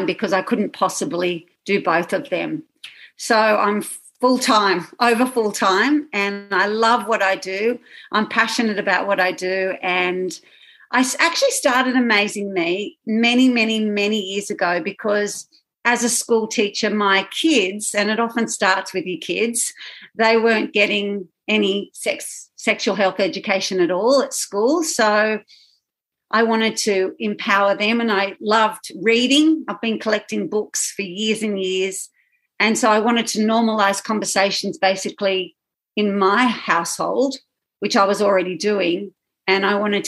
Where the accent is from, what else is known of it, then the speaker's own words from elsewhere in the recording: Sydney, New South Wales, Australia; I'm from Australia, from Sydney, Australia.